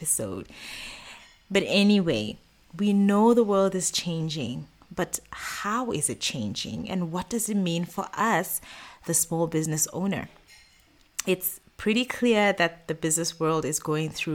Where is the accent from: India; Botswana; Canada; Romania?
Botswana; moved away as an adult; now in Middle East; I've run businesses in the Middle East, where I've lived for the past 10 years, as well as in my home country, Botswana